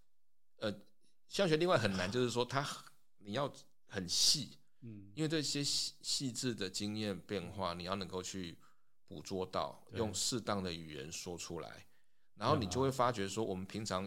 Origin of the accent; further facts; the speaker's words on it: Taipei, Taiwan; moved away as an adult; also born or lived in United States / Hualien; 从小在台北长大没有碰过。